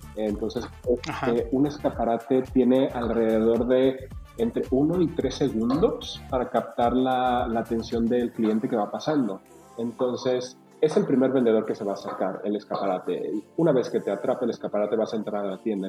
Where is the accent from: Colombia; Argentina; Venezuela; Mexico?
Mexico; moved away as an adult; also born or lived in Guadalajara; Cuando yo me fui de México